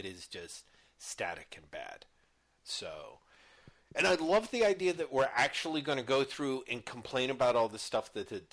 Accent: United States; being an American

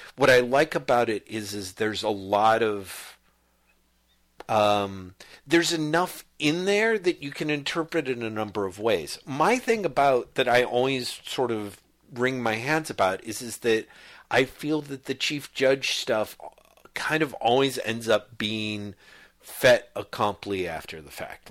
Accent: United States; I'm an American dude

